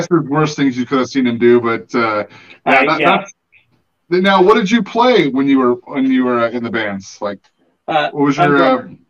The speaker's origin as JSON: {"language": "English", "region": "Oregon", "country": "United States", "said": "I'm right down below you with Oregonian"}